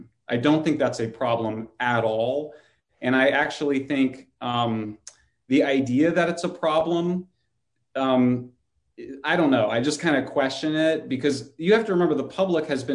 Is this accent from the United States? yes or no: yes; California, United States; my home state of California